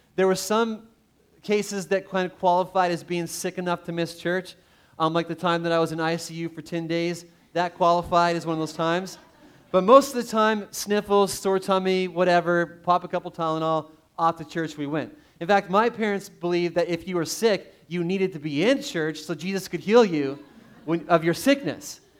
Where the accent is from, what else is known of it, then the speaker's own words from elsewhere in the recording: Canada; growing up in Canada, played a lot of hockey